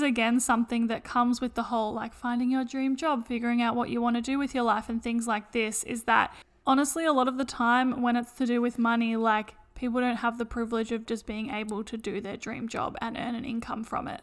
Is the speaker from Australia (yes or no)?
yes; Australia; we're from Australia